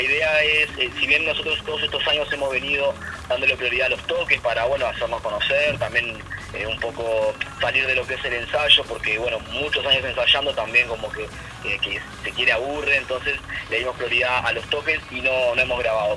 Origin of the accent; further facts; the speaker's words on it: Montevideo, Uruguay; moved away; also born or lived in La Paz, Canelones, Uruguay; yo si bien viví muchos años en La Paz, en realidad soy de Montevideo